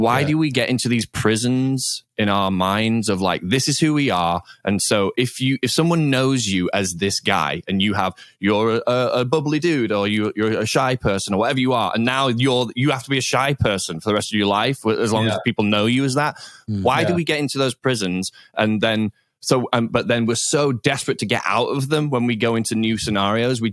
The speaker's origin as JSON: {"language": "English", "town": "Leeds", "region": "Yorkshire and the Humber", "country": "United Kingdom", "moved": "as an adult", "lives_now": "United States", "said": "I'm from Leeds"}